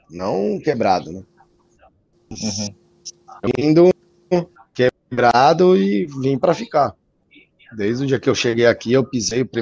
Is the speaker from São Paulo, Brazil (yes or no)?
yes; São Paulo, Brazil; moved away as an adult; now in United States; eu sou brasileiro, nasci lá no Brasil, em São Paulo. E vim pra cá 2016.